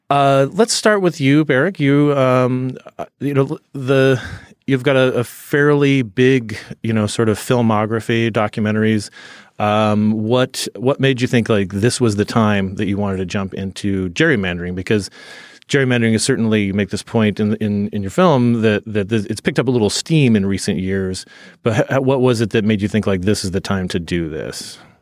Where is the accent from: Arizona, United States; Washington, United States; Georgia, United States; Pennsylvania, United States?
Arizona, United States; I'm from Arizona